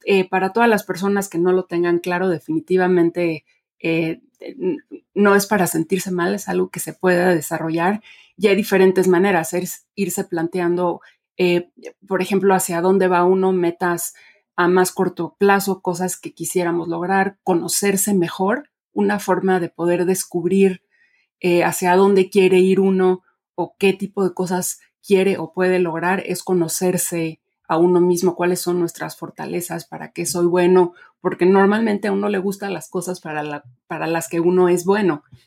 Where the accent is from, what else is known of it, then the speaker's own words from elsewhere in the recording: Mexico; also born or lived in Mexico City; yo nací y crecí en México